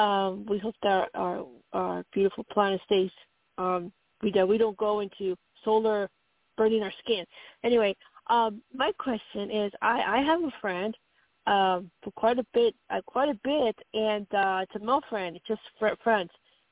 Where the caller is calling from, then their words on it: Colorado, United States; from Colorado.